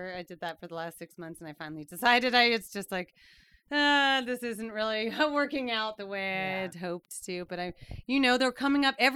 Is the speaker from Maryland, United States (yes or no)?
yes; Maryland, United States; also born or lived in Everett, Washington; now in Nampa, United States; I'm from Maryland. We're from Maryland originally